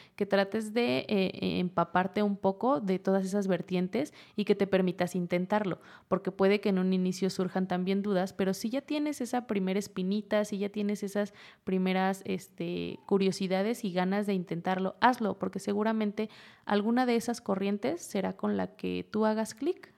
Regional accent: Huasteca of Hidalgo, Sierra de Hidalgo, Mexico; moved away; De la Sierra de Hidalgo, de la Huasteca hidalguense

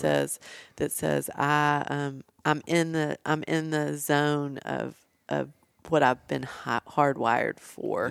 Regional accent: Nashville, Tennessee, United States; I'm from Nashville

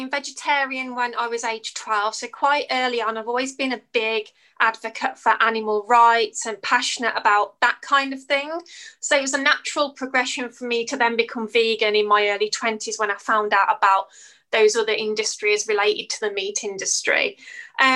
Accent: United Kingdom; As you can probably tell by my accent, I'm from the UK.

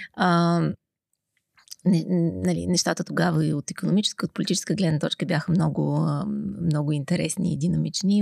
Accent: Sofia, Sofia City, Bulgaria; аз съм родена в София, тук съм израснала.

